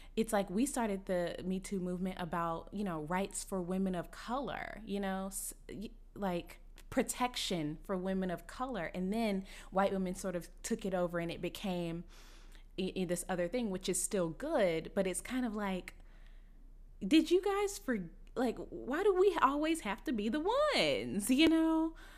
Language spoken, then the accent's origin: English; Dallas, Texas, United States; I'm from Dallas